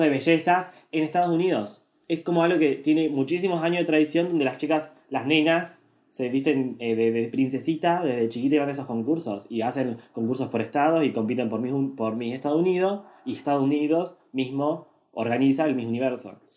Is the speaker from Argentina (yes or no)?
yes; Argentina; nosotros somos argentinos